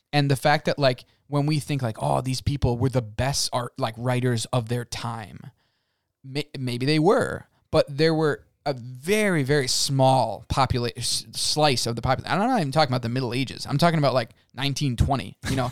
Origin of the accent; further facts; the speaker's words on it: United States; we as the American people, I'm gonna speak as Americans